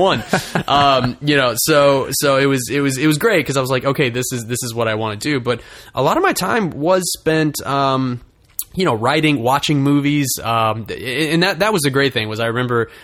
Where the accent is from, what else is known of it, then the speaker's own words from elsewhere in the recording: Russellville, Arkansas, United States; moved away as an adult; now in Los Angeles, United States; my hometown of Russellville, Arkansas